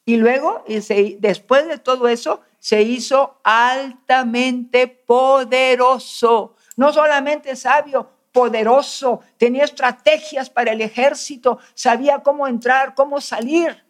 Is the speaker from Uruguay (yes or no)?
no; Mexico; como pueblo mexicano